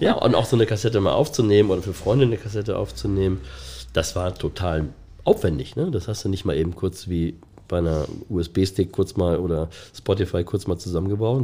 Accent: Hamburg, Germany; also born or lived in Ottensen, Hamburg; In meiner Kindheit, in meiner Jugend ähm, bin ich in Ostdorf mit meiner Familie

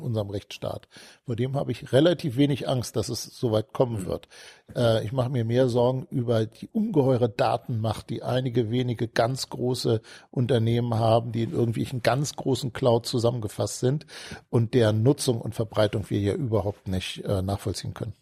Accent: Hanover, Lower Saxony, Germany; also born or lived in Hamburg / Munich; Mit fünf Jahren äh, sind meine Eltern mit meinem Bruder und mit mir dann nach Hannover gezogen. Und seitdem bin ich ein Hannoveraner.

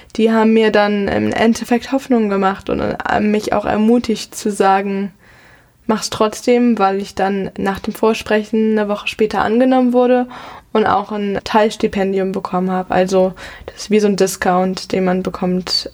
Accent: Mainz, Rhineland-Palatinate, Germany; first language German; moved away as an adult; also born or lived in London / New York; ich bin hier in Mainz aufgewachsen und bin auch aufs Frauenlob-Gymnasium Mainz gegangen

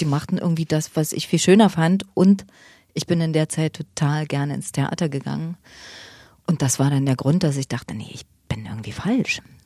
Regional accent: Berlin, Germany; also born or lived in Leipzig; In Leipzig geboren, 1970. Also im Osten. Aufgewachsen allerdings dann mehr in Berlin. Wir sind nach Berlin gezogen, als ich fünf war, glaube ich. Ja, und da bin ich in Weißensee aufgewachsen

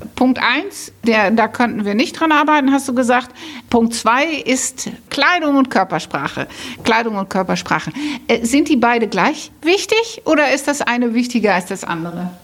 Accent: Netherlands; moved away; ich bin Holländerin

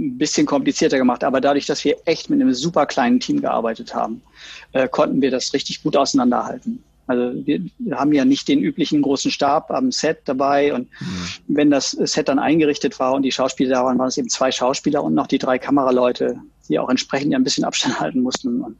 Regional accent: West Germany, Germany; Und dann kam ich und als Wessi mit mhm. langen blonden Haaren und Französisch und Englisch sprechen können.

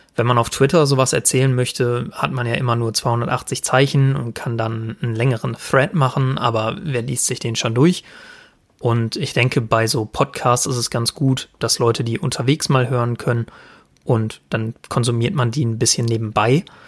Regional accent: Sauerland, North Rhine-Westphalia, Germany; also born or lived in Paderborn; Ich komme gebürtig aus dem Sauerland

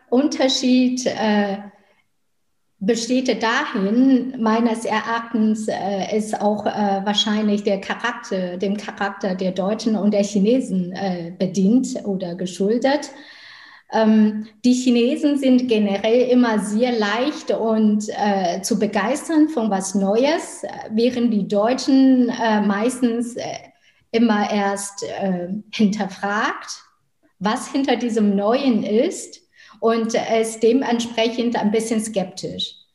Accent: Beijing, China; now in Hamburg, Germany; Nun lebe ich ja in Hamburg äh, schon wesentlich länger als in meiner Heimatstadt Peking.

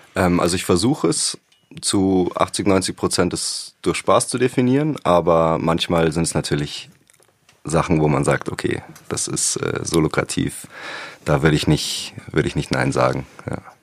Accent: the area around Munich, Bavaria, Germany; ich bin ja nicht in München aufgewachsen, sondern ein bisschen im Umland

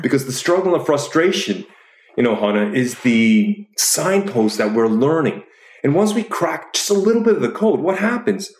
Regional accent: Canada; moved away as an adult; also born or lived in Chicago; now in Oslo, Norway; I'm originally from Canada, but I did my grad studies in Chicago.

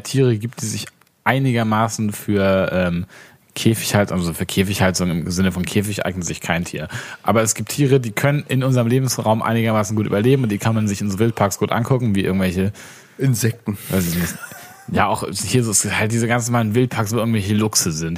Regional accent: Baden-Württemberg, Germany; in Baden-Württemberg, da wo ich herkomme

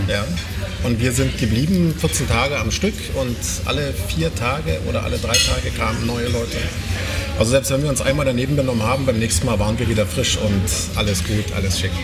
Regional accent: Weißwasser, Saxony, Germany; ich komme aus Weißwasser. Das ist eine ganz berühmte Stadt.

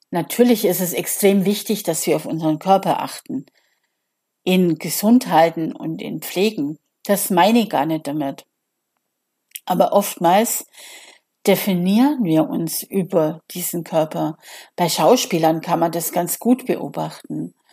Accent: Bavaria, Germany; Also ich komme ja aus Bayern und er war natürlich der Held unserer Jugend damals mit Pop nach acht im Radio.

